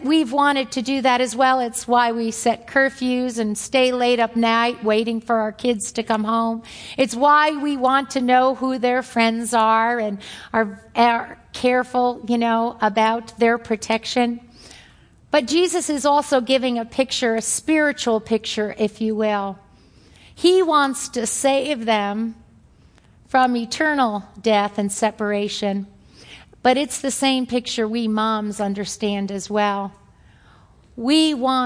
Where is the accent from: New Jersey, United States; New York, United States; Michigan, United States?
New York, United States; accent: New York; my New York accent